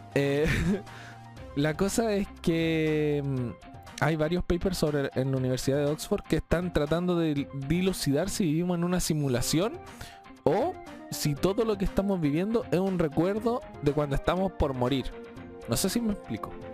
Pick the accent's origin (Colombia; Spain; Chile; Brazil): Chile; todos los chilenos somos